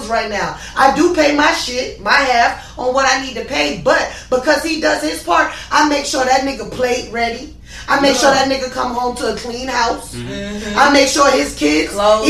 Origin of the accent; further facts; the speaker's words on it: Charleston, South Carolina, United States; moved away; also born or lived in California / Atlanta; I'm from South Carolina